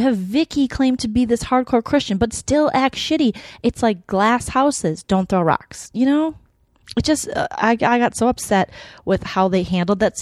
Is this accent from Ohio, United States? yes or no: no; Minnesota, United States; moved away; also born or lived in Scottsdale; I'm from Minnesota